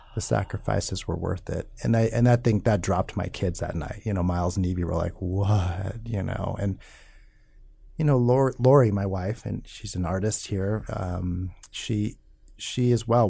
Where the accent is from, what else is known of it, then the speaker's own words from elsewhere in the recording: Omaha, Nebraska, United States; where I grew up, Northwest Omaha, just white working class